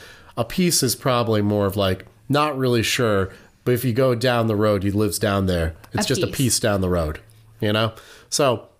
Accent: Oregon, United States; also born or lived in Connecticut; I'm not from Connecticut. I lived in Connecticut for quite a while. I'm not from there. If I'm from anywhere, I'm from Oregon.

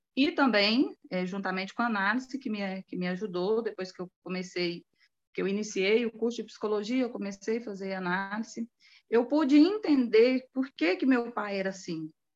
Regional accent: Anápolis, Goiás, Brazil; Eu sou de Anápolis, uhum. Goiás

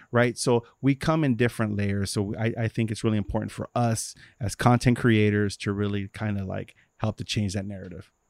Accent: Los Angeles, California, United States; I grew up in Watts

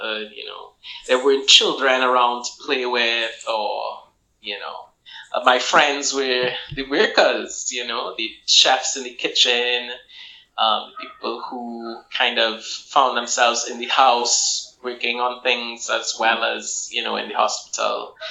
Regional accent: Port of Spain, Trinidad & Tobago; I grew up actually uniquely in St. Clair

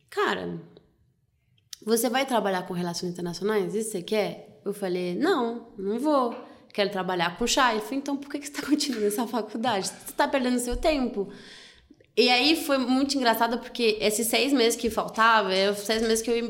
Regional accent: France; Portuguese is a second language; now in Brazil; eu sou francesa

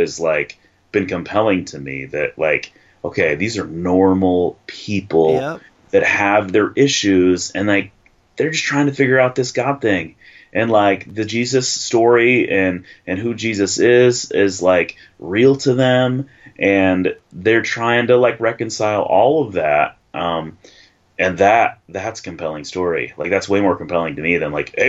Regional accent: Davison, Michigan, United States; also born or lived in Flint, Michigan; I grew up in the suburbs. I grew up in Davison

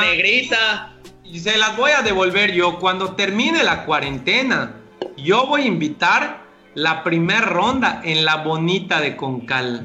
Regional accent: Yucatán, Mexico; solo que el dueño pues soy yo, yucateco

